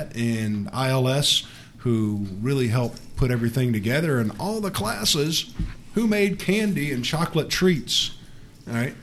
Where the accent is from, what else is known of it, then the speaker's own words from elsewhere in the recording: Alabama, United States; moved away; When I was growing up in Alabama